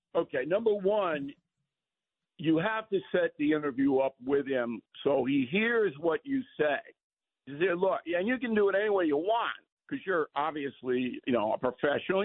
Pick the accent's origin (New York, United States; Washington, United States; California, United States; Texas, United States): New York, United States; Levittown; I was raised in Levittown